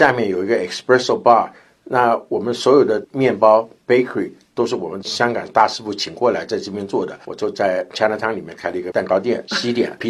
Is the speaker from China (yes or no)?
no; Taiwan; born there; 那个时候我也运气很好，因为我台湾出生的，我那边还有很多朋友。